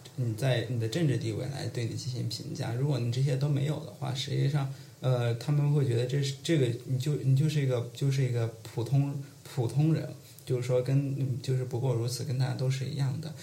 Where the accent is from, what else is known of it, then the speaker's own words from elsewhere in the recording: Tongren, Guizhou, China; moved away as an adult; now in Beijing, China; 我是土生土长的贵州人